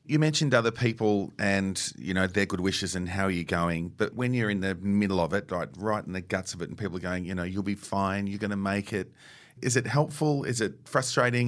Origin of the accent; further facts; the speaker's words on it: England, United Kingdom; as an English person